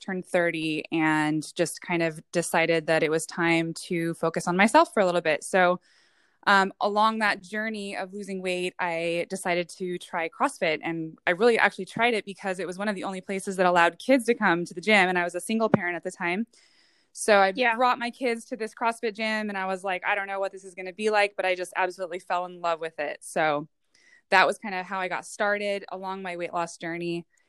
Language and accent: English; West Coast, United States; also born or lived in Hawaii / Oregon / San Diego; So I was actually born in Hawaii, raised most West Coast, whether it was in Oregon or California, but have spent the majority of my life in the San Diego area.